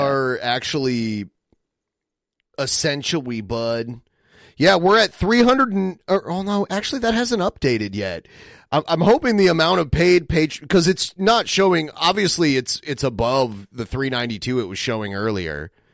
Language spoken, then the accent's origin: English; Toledo, Ohio, United States; my hometown